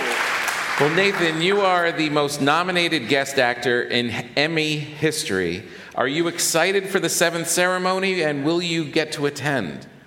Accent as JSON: {"language": "English", "region": "New York", "country": "United States", "said": "as a New Yorker"}